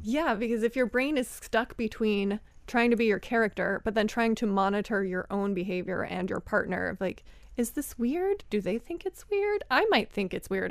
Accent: Philadelphia, Pennsylvania, United States; I'm from Philly

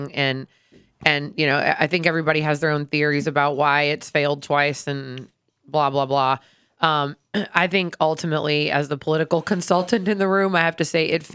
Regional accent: Troy, Ohio, United States; now in Baton Rouge, United States; I grew up in Troy, Ohio

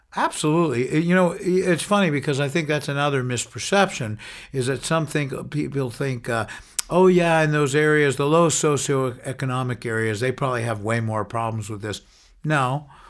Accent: New York, United States; now in San Francisco, United States; growing up in New York

